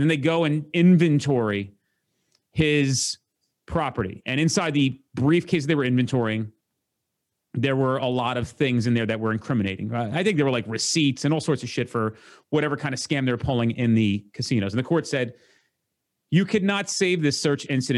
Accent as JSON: {"language": "English", "region": "New Jersey", "country": "United States", "said": "I'm from New Jersey"}